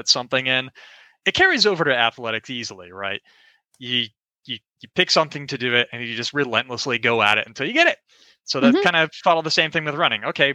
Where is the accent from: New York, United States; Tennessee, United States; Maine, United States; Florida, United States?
Florida, United States; Orlando; I'm from Orlando, Florida. Grew up there my whole life